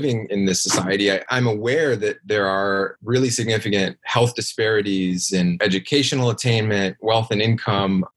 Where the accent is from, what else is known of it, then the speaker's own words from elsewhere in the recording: Washington, United States; I grew up in a pretty small town in rural Washington State